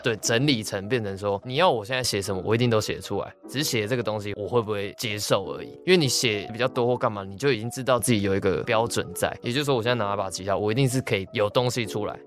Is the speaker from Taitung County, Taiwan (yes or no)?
no; Taipei, Taiwan; 我们身为一个台北人，西门町就是从小我妈就叫我不要去那个地方